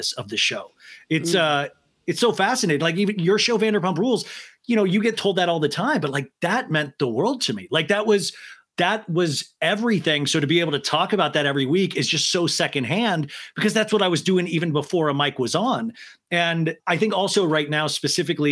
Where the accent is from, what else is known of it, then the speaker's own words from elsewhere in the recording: Kansas, United States; I grew up in Kansas